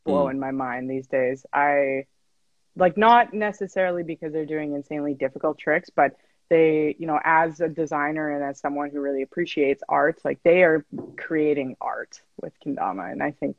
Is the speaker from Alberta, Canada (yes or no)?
yes; Edmonton, Alberta, Canada; moved away as an adult; also born or lived in Calgary; now in Vancouver, Canada; I'm also from Edmonton. Alex and I are both from Edmonton. Yeah, Alberta